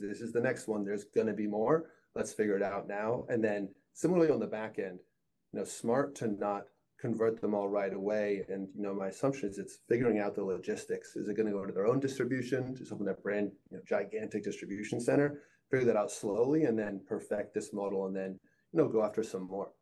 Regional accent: Northeast, United States; I grew up in the Northeast

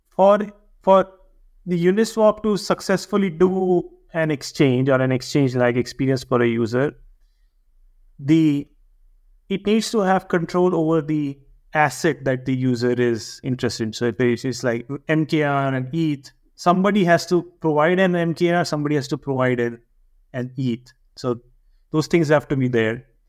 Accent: India; now in Switzerland; being an Indian

